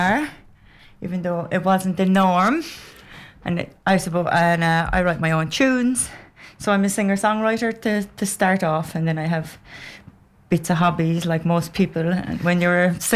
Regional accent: Cork, Munster, Ireland; I'm from Cork.

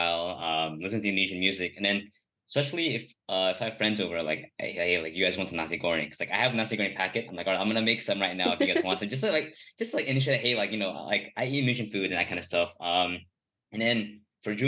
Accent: Los Angeles, California, United States; I'm born

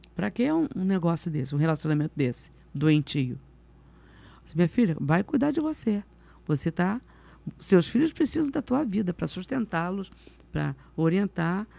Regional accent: Rio de Janeiro, Brazil; also born or lived in Campo Grande, Rio de Janeiro; Nasci ali na Tijuca

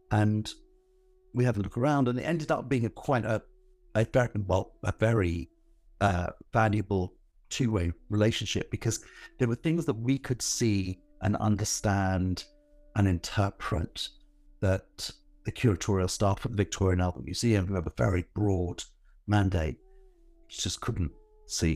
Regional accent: Northolt, London, United Kingdom; also born or lived in Southall; I was born in South Hall, but I didn't, you know, we didn't live there very long. We moved to Northolt, which is another part of that bit of suburban Northwest London.

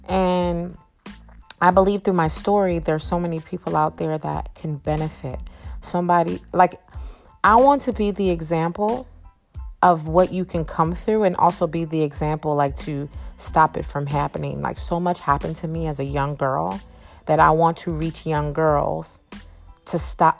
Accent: Freetown, Western Area, Sierra Leone; moved away; also born or lived in Virginia; Okay, so again, like I shared before, I'm West African. I came from Sierra Leone, Freetown. And I transitioned to Virginia.

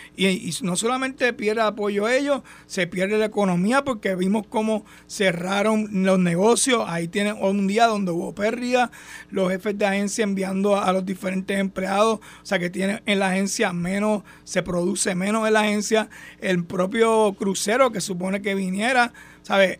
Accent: Puerto Rico; somos hermanos puertorriqueños

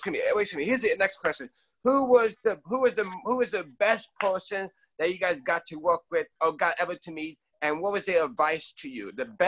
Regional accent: New Jersey, United States; I grew up in New Jersey.

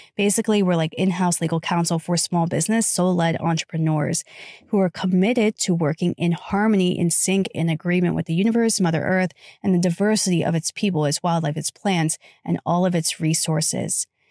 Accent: United States; I was raised in the United States of America

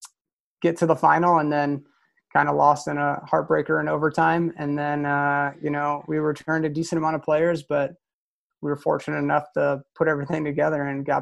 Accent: Downriver area, Michigan, United States; when I was growing up in the Downriver area

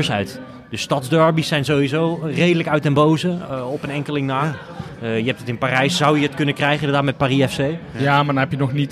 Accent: Utrecht, Netherlands; wij als Utrechters

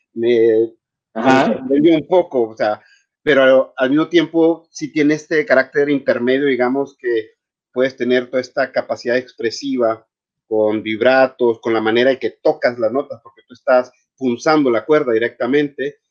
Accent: Chihuahua, Mexico; moved away; also born or lived in Paris / Berlin / Rome / Vienna; yo soy originario de Chihuahua

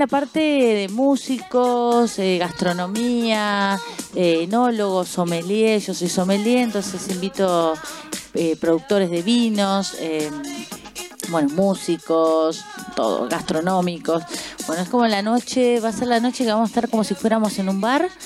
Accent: Uruguay; now in Argentina; no viví acá, yo soy uruguaya, no viví acá

